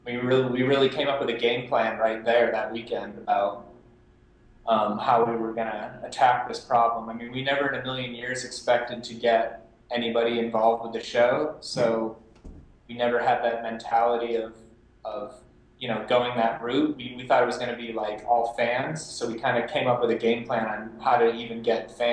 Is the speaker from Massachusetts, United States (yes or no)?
yes; Massachusetts, United States; moved away as an adult; now in Los Angeles, United States; I'm from Massachusetts, moved out to LA like within a month of graduating from college